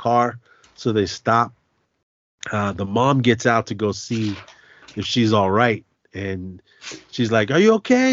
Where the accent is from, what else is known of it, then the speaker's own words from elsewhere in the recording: Oakland, California, United States; I grew up in Oakland